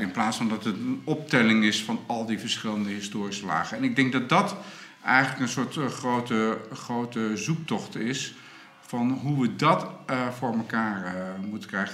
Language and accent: Dutch; Groningen, Netherlands; wij als Groningers